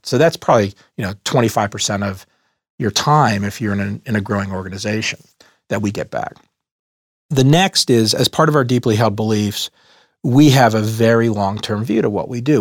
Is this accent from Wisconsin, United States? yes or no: no; Dallas, Texas, United States; moved away as an adult; also born or lived in Boston; I grew up in Dallas, Texas, in a middle class neighborhood